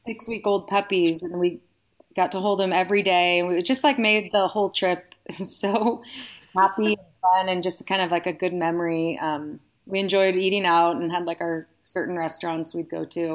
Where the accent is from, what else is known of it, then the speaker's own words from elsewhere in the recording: the Bay Area, California, United States; moved away as an adult; now in Reno, United States; I'm originally from the Bay Area